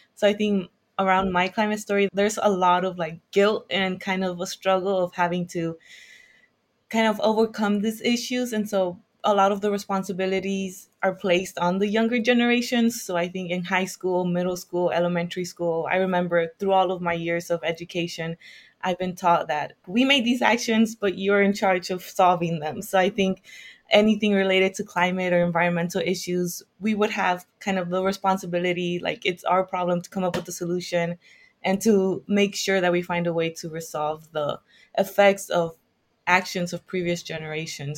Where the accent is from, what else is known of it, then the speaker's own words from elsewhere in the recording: Hawthorne, California, United States; moved away; I'm from California, uh, the southern part of California. So I'm from Hawthorne, which is around 10 minutes from the airport.